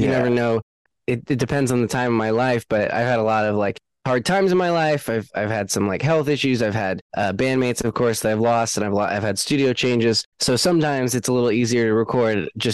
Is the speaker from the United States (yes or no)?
yes; Seattle, Washington, United States; also born or lived in Los Angeles, United States; now in Nashville, United States; I grew up in the Seattle music scene